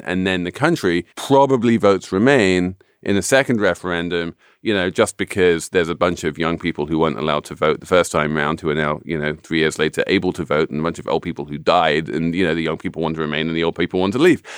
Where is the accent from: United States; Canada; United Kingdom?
United Kingdom; I am a Brit.